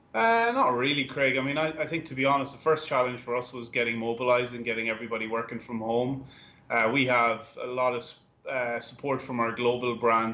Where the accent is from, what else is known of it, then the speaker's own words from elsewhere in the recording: Ireland; now in United States; I'm Irish